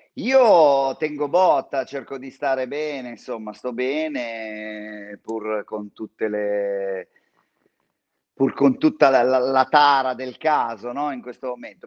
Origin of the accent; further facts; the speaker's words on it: San Donato Milanese, Lombardy, Italy; io sono cresciuto a San Donato Milanese